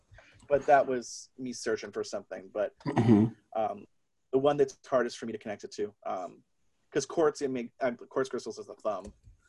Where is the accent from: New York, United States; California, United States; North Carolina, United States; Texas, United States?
California, United States; California. You know, quartz was a big part of the 90s.